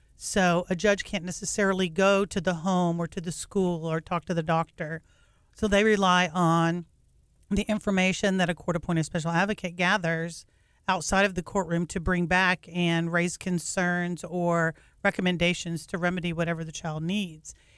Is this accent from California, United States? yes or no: no; North Texas, United States; moved away as an adult; also born or lived in Massachusetts; I grew up in North Texas and, um, moved away for about fourteen years